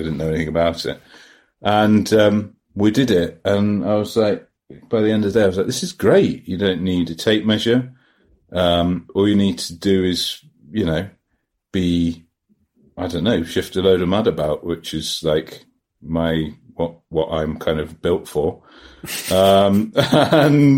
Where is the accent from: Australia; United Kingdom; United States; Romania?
United Kingdom; England; I'm just English